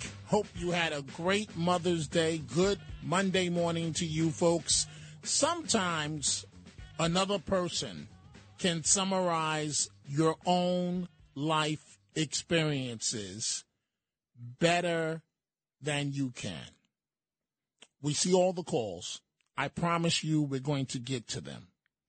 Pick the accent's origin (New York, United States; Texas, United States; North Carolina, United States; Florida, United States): New York, United States; New York City; born or raised there